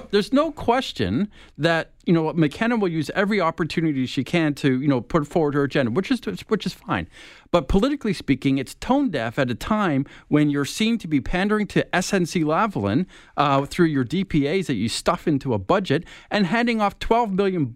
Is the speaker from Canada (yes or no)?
yes; Toronto, Ontario, Canada; my townhouse I grew up in Malvern